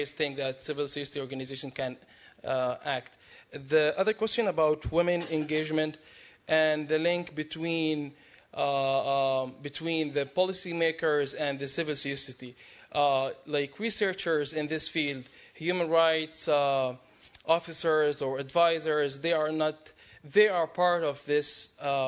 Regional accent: Jordan; I'm from Jordan.

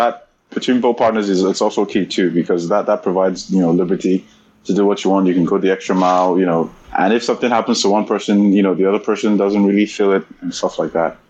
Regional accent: Nigeria; also born or lived in England / Canada; now in Waterloo, Canada; for most part, it was a Nigerian upbringing

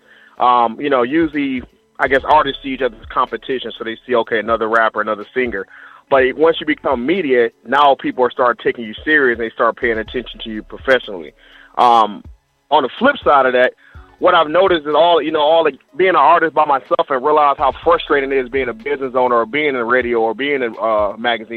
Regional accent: Detroit, Michigan, United States; now in West Coast, United States; I'm originally from Detroit, Michigan.

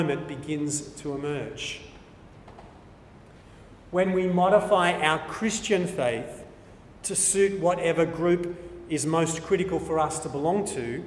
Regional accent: New South Wales, Australia; I'm an Australian. I'm an Anglo-Australian. I'm a New South Welshman

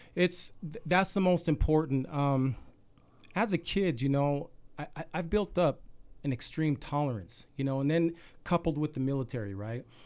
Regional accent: Salt Lake City, Utah, United States; I grew up any typical kid in Salt Lake

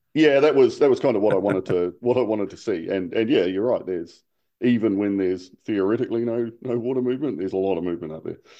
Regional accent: New Zealand; now in Hong Kong; as a New Zealander.

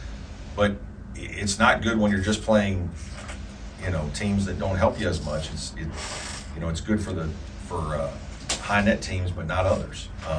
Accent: Southern Indiana, United States; now in Clemson, United States; I'm from Southern Indiana

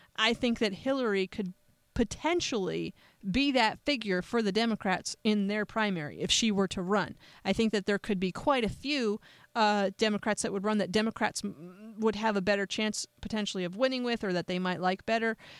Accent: United States; I'm an American

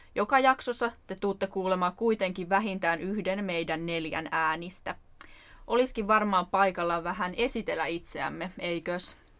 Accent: Turku, Southwest Finland, Finland; syntyperäinen turkulainen

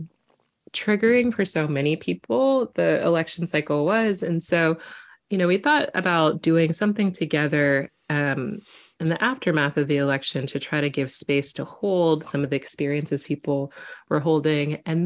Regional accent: Quincy, Illinois, United States; a little Black girl growing up in Quincy, Illinois

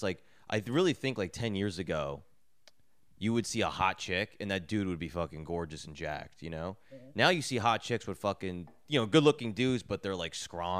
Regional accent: Edison, New Jersey, United States; now in New York, United States; I'm from Edison.

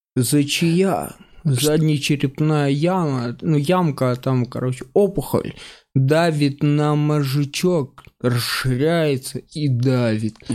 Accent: Mykolaiv, Mykolaiv Oblast, Ukraine; я жил в Николаеве, э, вырос и жил долго

